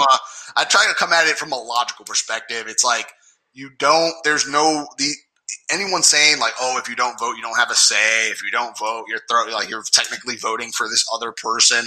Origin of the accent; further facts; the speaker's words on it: New York, United States; I'm from New York